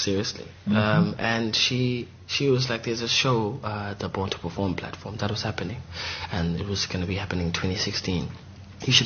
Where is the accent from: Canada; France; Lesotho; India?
Lesotho; moved away as an adult; now in Johannesburg, South Africa; I come from a village in Lesotho called Lukokwaneng, Tianing.